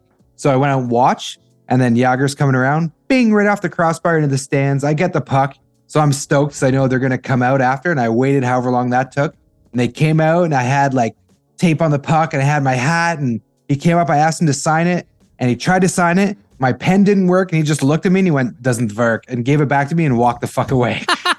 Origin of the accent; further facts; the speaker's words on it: Ottawa, Ontario, Canada; I grew up in Ottawa